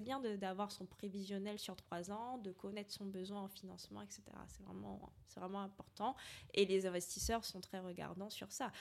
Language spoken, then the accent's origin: French; Martinique; now in France; je suis martiniquaise, qui est une île française.